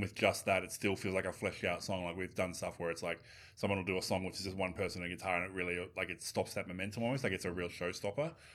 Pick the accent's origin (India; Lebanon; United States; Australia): Australia; as an Australian